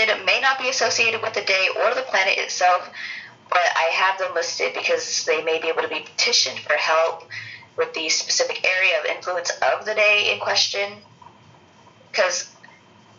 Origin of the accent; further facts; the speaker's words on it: United States; I'm an American